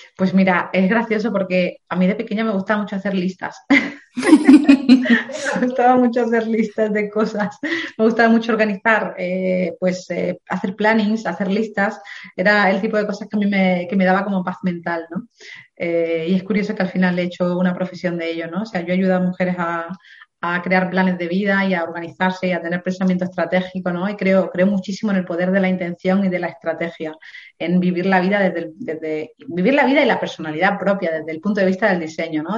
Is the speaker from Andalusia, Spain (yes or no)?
yes; Dos Hermanas, Andalusia, Spain; moved away; also born or lived in England; nací en un pueblo, en Sevilla, que se llama Dos Hermanas